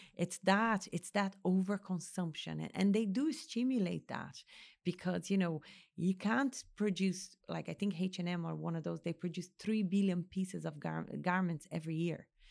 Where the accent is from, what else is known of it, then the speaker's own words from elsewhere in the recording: Brazil; now in Ireland; Brazil, my home country